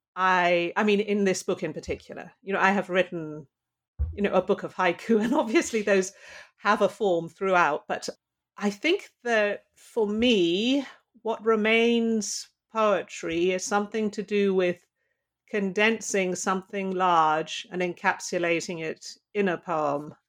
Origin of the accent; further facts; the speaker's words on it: London, United Kingdom; now in Pittsburgh, United States; I grew up in London